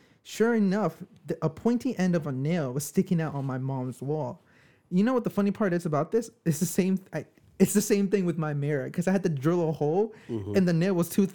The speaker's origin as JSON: {"language": "English", "region": "New York", "country": "United States", "said": "we're from New York"}